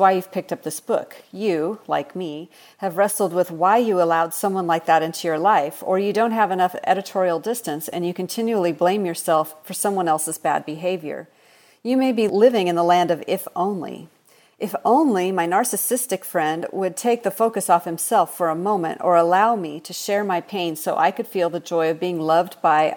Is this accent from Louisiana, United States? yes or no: no; Seattle, Washington, United States; now in Texas, United States; I grew up in Seattle, Washington, so I'm a transplant. I don't have a Southern accent